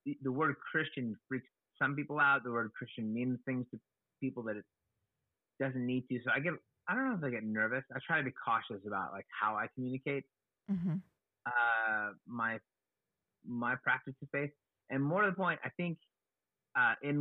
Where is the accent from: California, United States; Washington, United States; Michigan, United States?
California, United States; Oakland; I was born in Oakland, California, and I've been here in the San Francisco Bay Area, Oakland side of the San Francisco